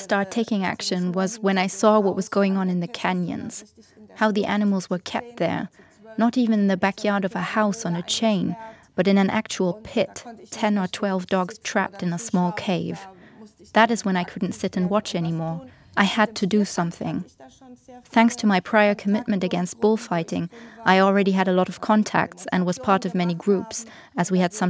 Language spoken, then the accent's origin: English; Germany; English is a second language; I don't know if that has something to do with the fact that I grew up in Germany.